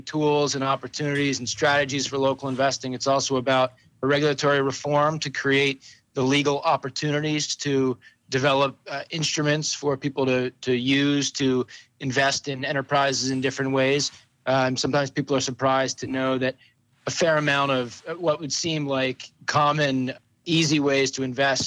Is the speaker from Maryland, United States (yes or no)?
no; Pittsburgh, Pennsylvania, United States; now in Vermont, United States; I grew up in Pittsburgh, Pennsylvania, in the 70s and the 80s